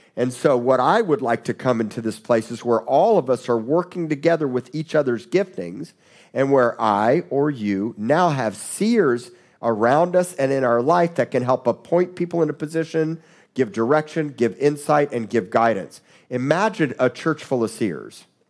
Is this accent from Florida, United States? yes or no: yes; South Florida, United States; I grew up in South Florida